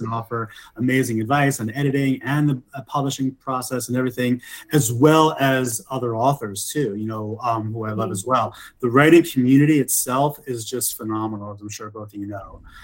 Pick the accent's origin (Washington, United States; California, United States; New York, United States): New York, United States; moved away as an adult; also born or lived in Los Angeles, United States; now in Denver, United States; I'm originally from New York but I moved to Denver about three years ago by way of LA, where I lived for about 20 years.